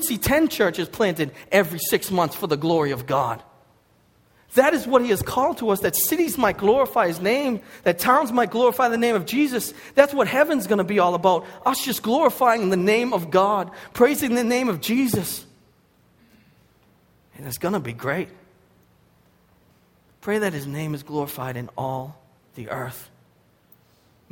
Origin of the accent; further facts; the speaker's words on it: Boston, Massachusetts, United States; accent: Boston; also born or lived in Lynn, Massachusetts; my Boston accent